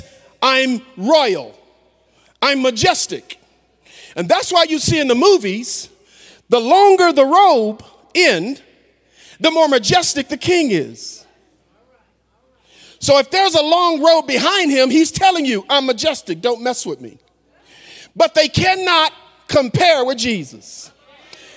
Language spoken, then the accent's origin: English; the South, United States; I'm from the South